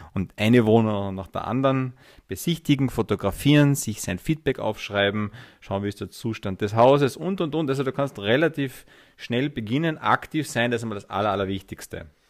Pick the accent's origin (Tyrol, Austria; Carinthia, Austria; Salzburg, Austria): Carinthia, Austria; ich bin gebürtiger Kärntner, fünfundvierzig Jahre alt, Herzblutunternehmer und Investmentbanker